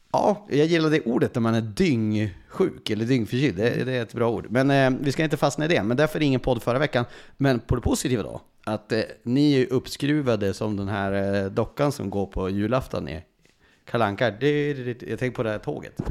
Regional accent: Skellefteå area, Västerbotten County, Sweden; uppifrån Skellefteåhållet, där, där, där jag är född.

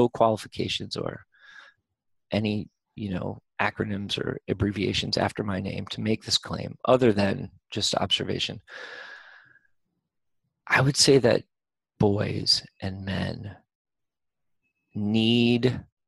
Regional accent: United States; I'm from America

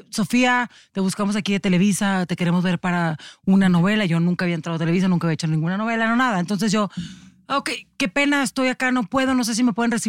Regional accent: Tijuana, Baja California, Mexico; yo soy de Tijuana

